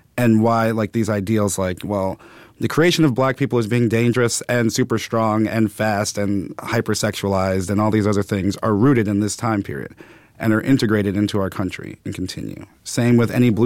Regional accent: New York City, New York, United States; I grew up in Brooklyn, Bed-Stuy, then Clinton Hill.

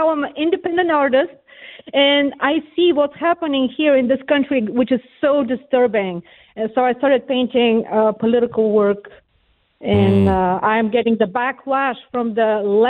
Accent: Bulgaria; English is a second language; moved away as an adult; now in United States; I'm from Bulgaria, and I escaped Bulgaria as a refugee, actually, and it was still communist in 1990. I was in my, I was 20 years old, and I was an artist

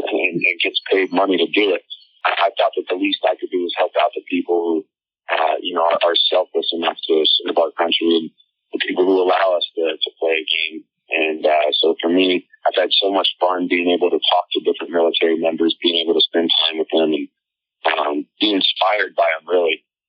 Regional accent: Colorado, United States; And just growing up in Colorado near the Air Force Base, I had a lot of friends who had military fathers and military mothers.

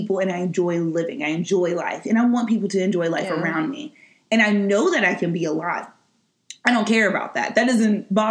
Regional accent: Midwest, United States; moved away; I'm from the Midwest where people are just like, you know, always just kind of appeasing others

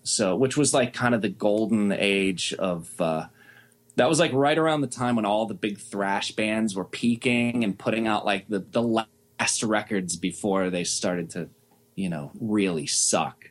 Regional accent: Pittsburgh, Pennsylvania, United States; growing up in Pittsburgh

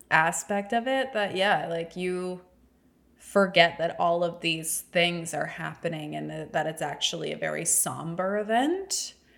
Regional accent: the South, United States; Growing up in the South

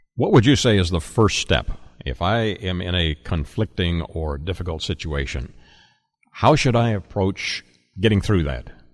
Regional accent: Canada; I am a Canadian by heritage and birth

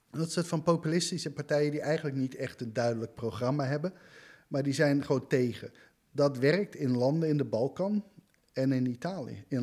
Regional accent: United States; also born or lived in Antwerp, Belgium; now in Netherlands; Ik ben ook Nederlander, ik ben een Amerikaan.

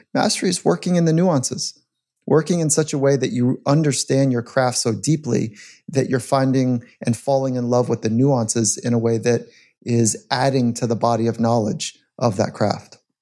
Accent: California, United States; As a young athlete, I grew up in California.

